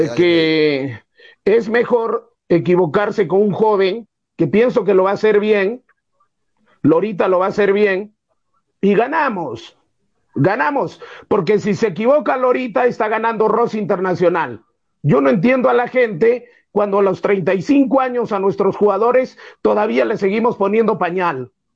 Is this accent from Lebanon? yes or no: no; Peru; soy peruano